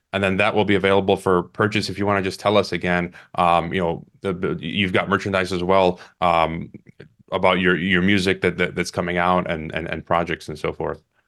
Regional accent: Chicago, Illinois, United States; moved away; Chicago, my hometown

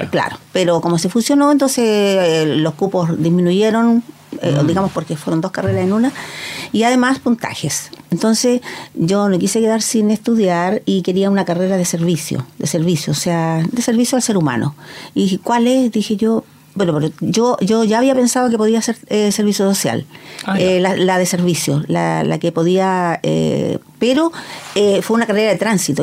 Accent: Penco, Biobío, Chile; yo soy eh, originaria de Penco, me viví toda la vida allá

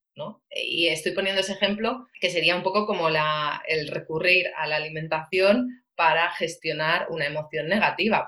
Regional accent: Valencia, Valencian Community, Spain; soy de Valencia

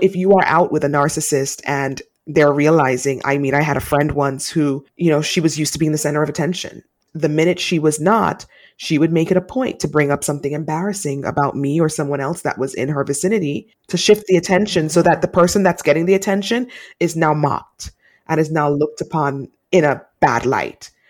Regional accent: Jamaica; I'm Jamaican, and Jamaican women are taught to be really strong

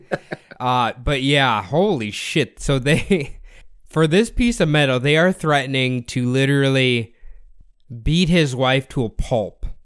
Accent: United States; as an American

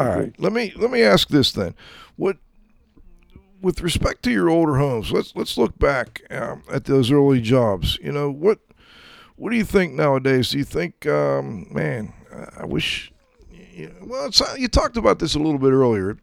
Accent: Pittsburgh, Pennsylvania, United States; I'm you know from Pittsburgh. I'm now up in the mountains to the southeast of Pittsburgh.

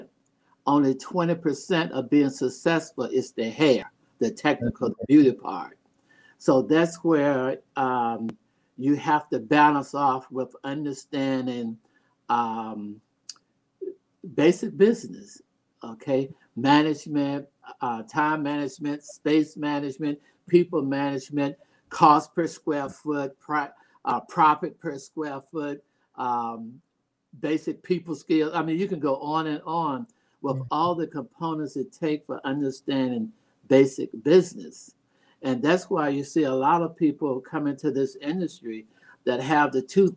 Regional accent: North Carolina, United States; moved away; also born or lived in New York / Baltimore; my hometown, North Carolina

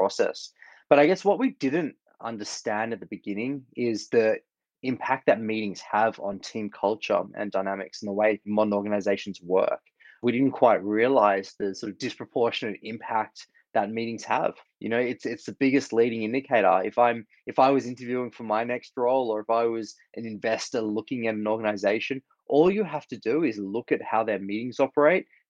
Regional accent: Australia; moved away; Grew up in Australia, as you can hear from my accent

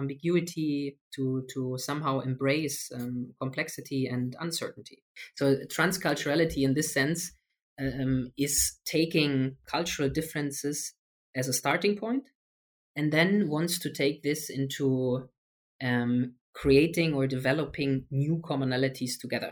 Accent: Germany; I'm from Germany.

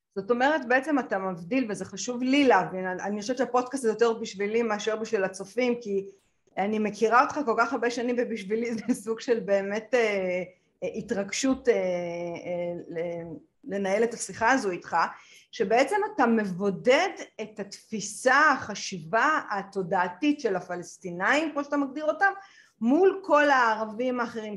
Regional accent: Israel

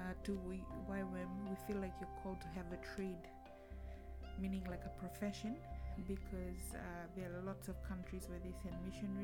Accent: Fiji; moved away as an adult; now in Cardiff, United Kingdom; growing up in Fiji and living through the different coup d'etats

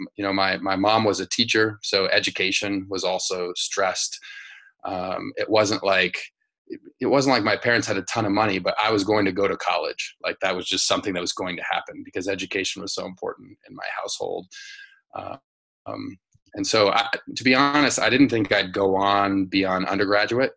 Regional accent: Denver, Colorado, United States; I grew up in Denver, Colorado, in like a working class uh, family.

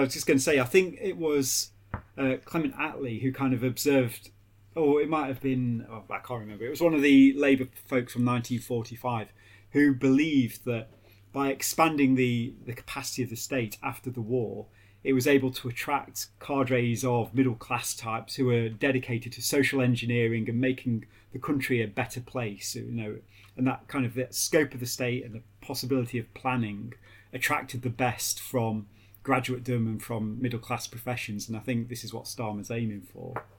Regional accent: Derby, East Midlands, United Kingdom; when I was a kid growing up in Derby

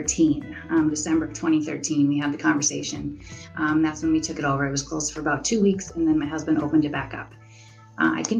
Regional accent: Marquette, Michigan, United States; moved away as an adult; also born or lived in Madison, Wisconsin; I was born in Marquette. I went to school there, and then I went to Northern, graduated from Northern in 99.

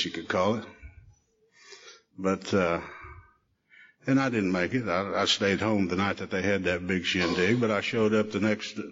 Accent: Shawnee, United States; we'd ride our bikes down to the picture show in downtown Shawnee

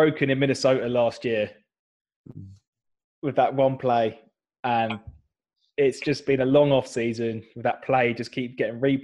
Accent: Horsham, South East England, United Kingdom; I'm in from Horsham in West Sussex, not too far outside London

